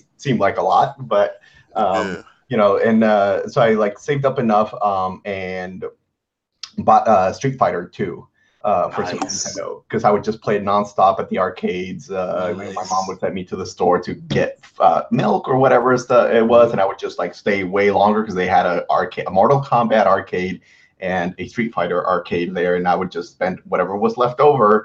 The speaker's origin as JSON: {"language": "English", "country": "Mexico", "moved": "yes", "said": "I'm originally from Mexico"}